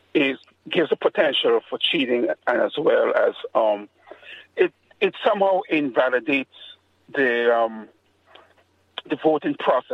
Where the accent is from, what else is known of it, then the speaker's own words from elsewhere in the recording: Grenada; I'm from the Caribbean. I'm from a small country called Grenada.